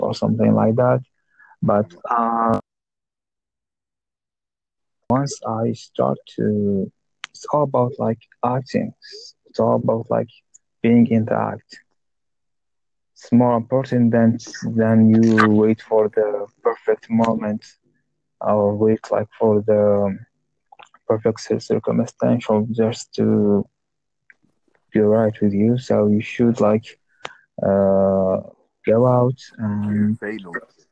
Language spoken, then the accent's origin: English; Algeria; English is a second language; I'm from North Africa, in a country called Algeria